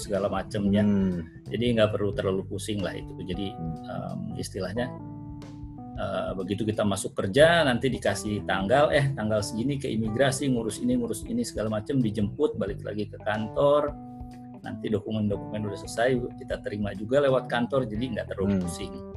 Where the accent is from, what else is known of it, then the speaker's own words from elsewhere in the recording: Bandung, West Java, Indonesia; accent: Sundanese; moved away as an adult; also born or lived in Jakarta / Manila; now in Doha, Qatar; saya lahir dan besar di Bandung